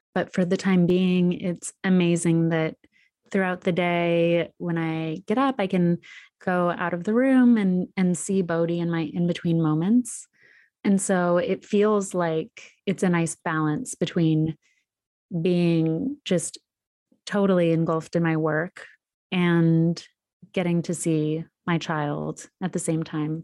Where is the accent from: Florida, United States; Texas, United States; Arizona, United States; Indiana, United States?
Arizona, United States; Sedona; moved away; also born or lived in New York; spend one month in my hometown of Sedona.